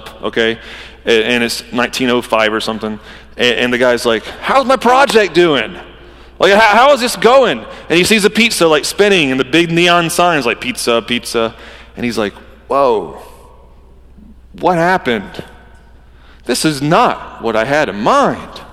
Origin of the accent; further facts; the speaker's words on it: Georgia, United States; I'm from Georgia